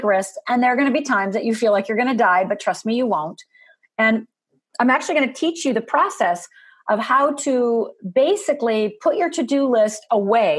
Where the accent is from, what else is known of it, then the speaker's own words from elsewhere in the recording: United States; I'm from Upper Michigan, Upper Minnesota